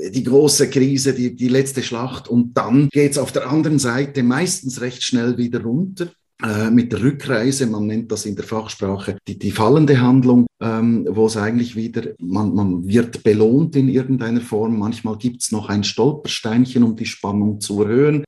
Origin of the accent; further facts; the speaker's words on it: Switzerland; bei uns in der Schweiz, im Wallis